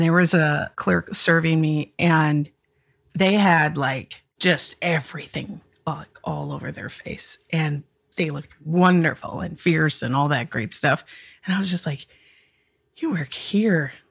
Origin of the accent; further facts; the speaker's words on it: Minnesota, United States; as a Minnesotan